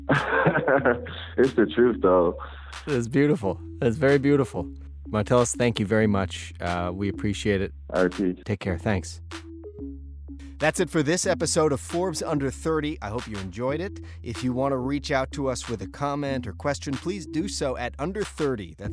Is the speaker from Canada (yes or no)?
yes; Canada; I'm a Canadian, and I didn't understand what the positions were